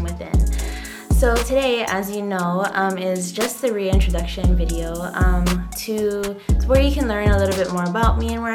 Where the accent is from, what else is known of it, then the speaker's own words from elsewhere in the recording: Hawaii, United States; I am from Hawaii, born and raised, and I am of Hawaiian ancestry.